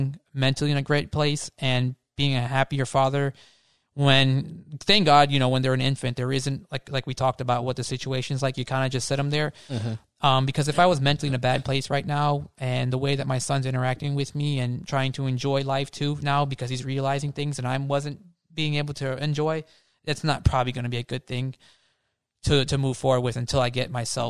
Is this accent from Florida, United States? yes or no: yes; Florida, United States; I'm from Florida